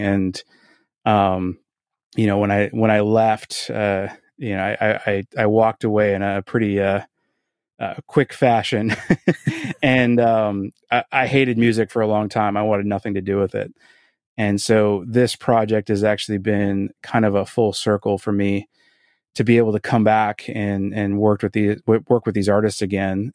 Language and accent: English; Boston, Massachusetts, United States; also born or lived in Quincy; I was born in Boston and, uh, grew up in South Boston and went to high school in Quincy